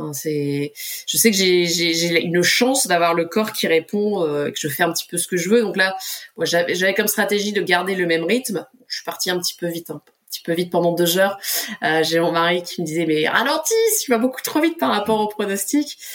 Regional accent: Pas-de-Calais, Hauts-de-France, France; moved away as an adult; ma région du Pas-de-Calais

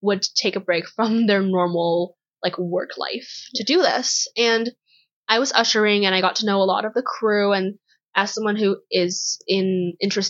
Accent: Toronto, Ontario, Canada; we're from Toronto

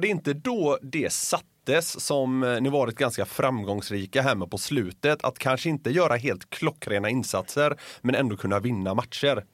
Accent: Gothenburg, Västra Götaland, Sweden; moved away; som exilgöteborgare

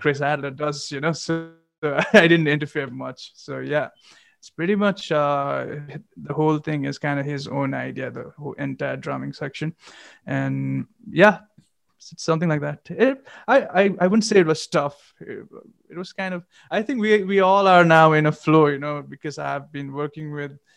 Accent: Gangtok, Sikkim, India; moved away; since I'm from Gangtok and you know Sikkim's like kind of we were always kind of far away from the scene

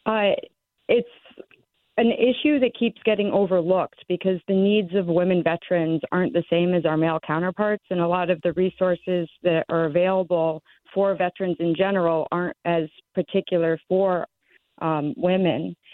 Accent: Sherman, Connecticut, United States; moved away as an adult; also born or lived in Alaska; I'm born born and raised in Sherman, Connecticut

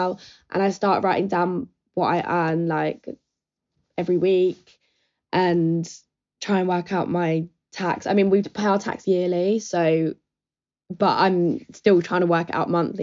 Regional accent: Brighton, South East England, United Kingdom; I'm 21, I'm from Brighton

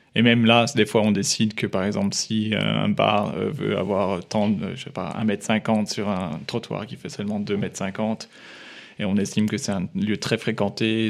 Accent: France; now in Munich, Germany; en tant que Français

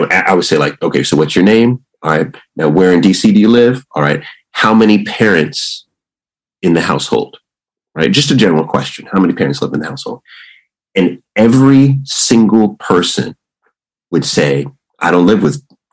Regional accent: Jamaica; also born or lived in Washington, D.C. / Istanbul; I'm Jamaican

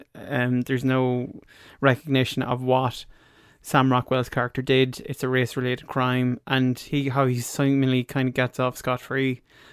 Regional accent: Ireland; we're Irish

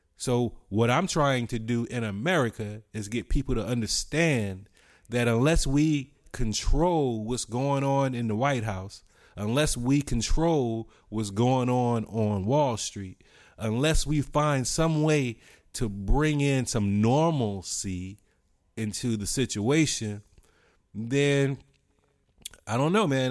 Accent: United States; as an American

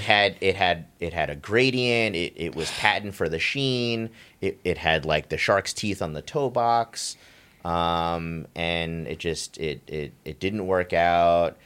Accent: New York, United States; me growing up in New York

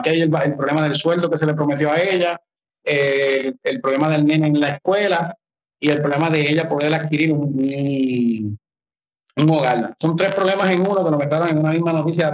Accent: Puerto Rico; Nosotros somos un territorio estadounidense

